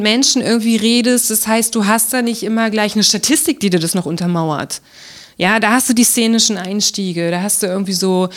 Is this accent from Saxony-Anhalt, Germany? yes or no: yes; Magdeburg, Saxony-Anhalt, Germany; also born or lived in Berlin; als ich in Berlin gelebt habe und Leuten erzählt habe, ich komme aus Magdeburg